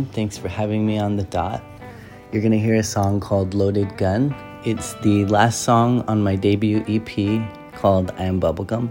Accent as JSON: {"language": "English", "region": "Alaska", "country": "United States", "said": "thinking I'd never play music out of Alaska."}